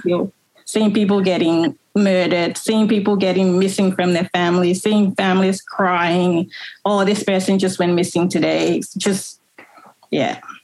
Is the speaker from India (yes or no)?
no; Monrovia, Liberia; now in Melbourne, Australia; I was born in Monrovia, the capital